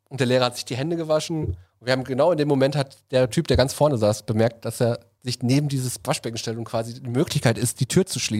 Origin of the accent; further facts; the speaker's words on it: Reinickendorf, Berlin, Germany; Bin aus Reinickendorf